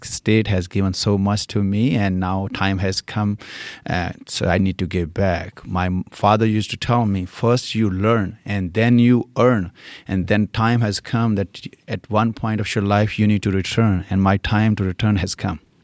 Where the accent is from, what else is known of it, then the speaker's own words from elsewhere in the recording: India; accent: Indian; English is a second language; moved away as an adult; also born or lived in California; now in Fishers, United States; I was born and raised in India, and when I was 21, I came to U.S.